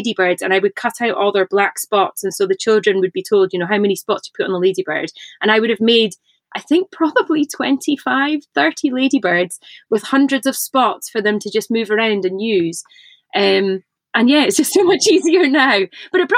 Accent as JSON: {"language": "English", "town": "Inverness", "region": "Scotland", "country": "United Kingdom", "tie": "born or raised there", "said": "I grew up in Inverness in the north of Scotland"}